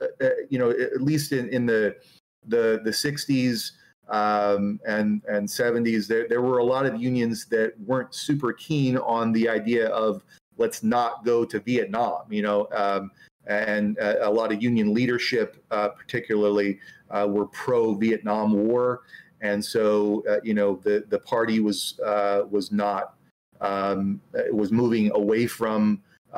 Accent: Del Norte County, California, United States; also born or lived in San Francisco Bay Area; I grew up in very far northern end of California in a place called Del Mar County, which is mostly redwoods

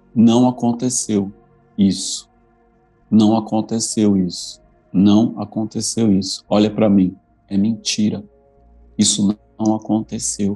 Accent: Brazil; se eu não houvesse nascido no Brasil

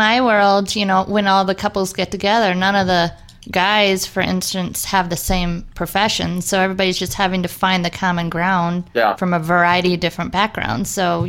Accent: Florida, United States; moved away as an adult; now in Minnesota, United States; I grew up in Florida, and I've been living in Minnesota my whole kids' lives

